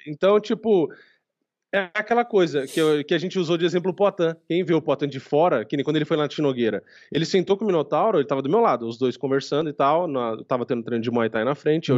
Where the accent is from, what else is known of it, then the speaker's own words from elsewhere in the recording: Brazil; eu sou brasileiro